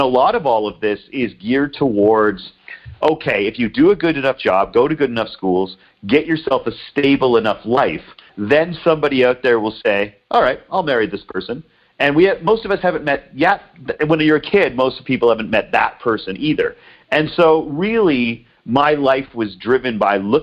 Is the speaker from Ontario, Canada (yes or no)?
yes; Peterborough, Ontario, Canada; I grew up an hour and a half outside of Toronto, Canada, a little town called Peterborough